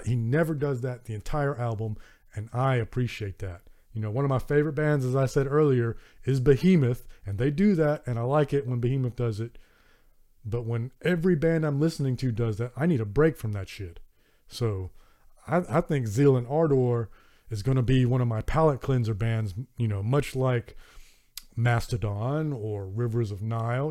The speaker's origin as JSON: {"language": "English", "region": "Southern United States", "country": "United States", "accent": "Southern American", "said": "my Southern American accent"}